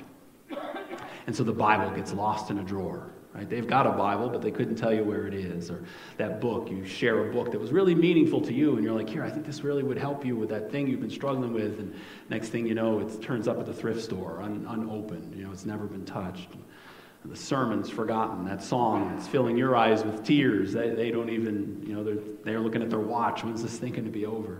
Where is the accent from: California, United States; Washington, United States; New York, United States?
New York, United States; now in Iowa, United States; the kind of soil I grew up with in New York